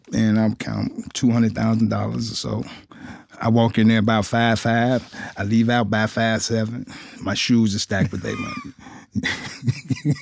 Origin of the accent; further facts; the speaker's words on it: Cincinnati, Ohio, United States; I'm from Cincinnati, Ohio. I was born and raised there